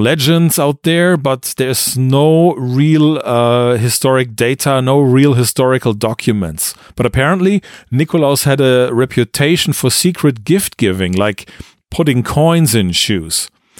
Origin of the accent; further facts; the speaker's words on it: Germany; English is a second language; now in Austria; I am a native German